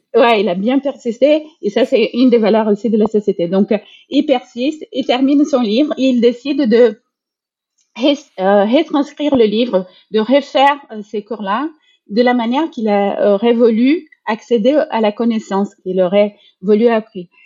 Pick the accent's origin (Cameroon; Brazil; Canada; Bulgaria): Brazil; moved away; je suis brésilienne